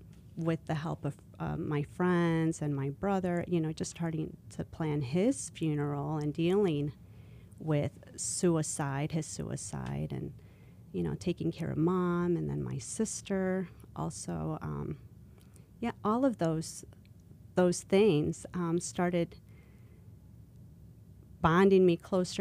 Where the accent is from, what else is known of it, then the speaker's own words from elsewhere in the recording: Elgin, Illinois, United States; I grew up in Elgin, Illinois